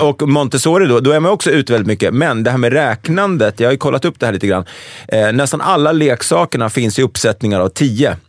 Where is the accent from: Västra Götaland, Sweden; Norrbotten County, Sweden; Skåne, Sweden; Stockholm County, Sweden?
Stockholm County, Sweden; Stockholm; Brännkyrka kyrka låg väldigt nära där jag växte upp, som är Älvsjö.